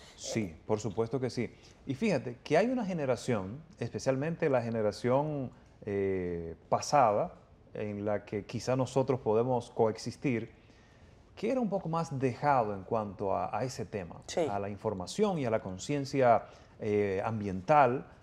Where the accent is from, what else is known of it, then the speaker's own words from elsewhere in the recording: Dominican Republic; mi tierra, que me vio crecer en mi, en mi país, que, me, que me educó